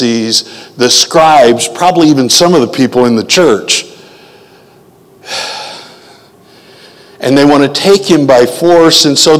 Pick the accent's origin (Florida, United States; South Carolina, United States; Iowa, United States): Iowa, United States; Janesville; from Janesville, Iowa